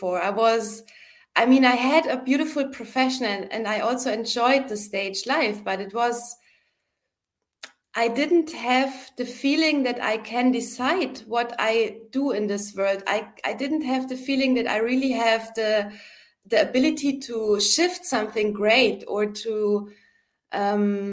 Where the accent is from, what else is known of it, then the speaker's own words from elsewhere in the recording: Munich, Bavaria, Germany; moved away as an adult; also born or lived in Berlin; I went back home to my hometown, Munich in Germany